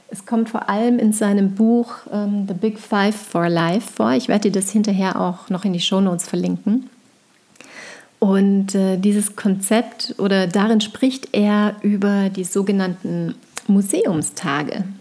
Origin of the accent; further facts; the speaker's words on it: Tyrol, Austria; dreieinhalb Stunden ähm, in Tirol bin, in meinem Heimatort bei meinen Eltern, dass wir da auftanken können.